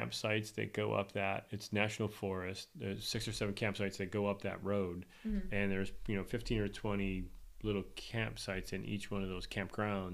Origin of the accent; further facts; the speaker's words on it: Spencerport, New York, United States; having grown up in Spencerport, and my kids went to school in Spencerport.